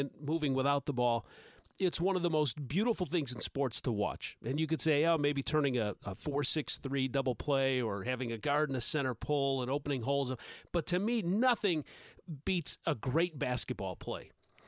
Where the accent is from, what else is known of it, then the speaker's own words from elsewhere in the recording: Chicago, Illinois, United States; born there; I was born in Chicago, so I'm a Cubs fan, so I curse you for thinking that I was a Cardinals fan.